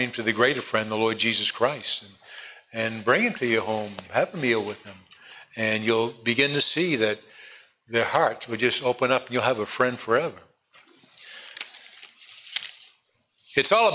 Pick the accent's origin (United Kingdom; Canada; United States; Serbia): United States; East Coast; born or raised there; also born or lived in California